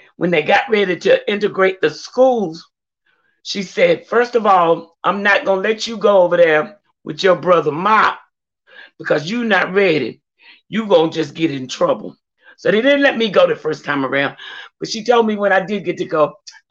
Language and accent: English; Louisburg, North Carolina, United States; moved away as an adult; also born or lived in Georgia; growing up in Lewisburg